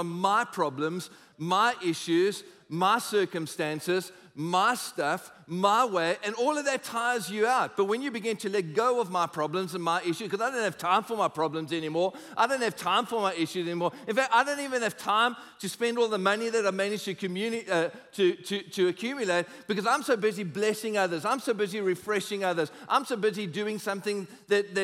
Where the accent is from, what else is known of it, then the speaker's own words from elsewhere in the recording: South Africa; we're South African